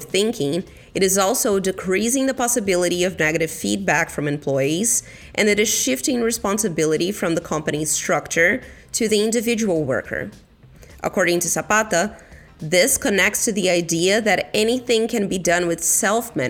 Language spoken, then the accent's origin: English; Brazil; moved away; my home country, Brazil